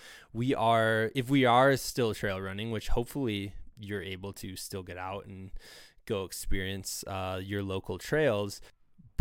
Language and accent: English; Iowa, United States; growing up in Iowa